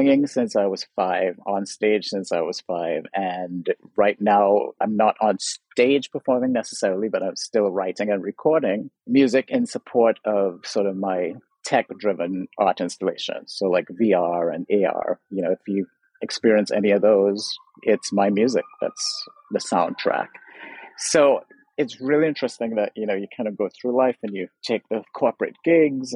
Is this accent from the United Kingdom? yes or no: no; Trinidad & Tobago; now in Los Angeles, United States; I'm from Trinidad, so I was raised, grew up in Trinidad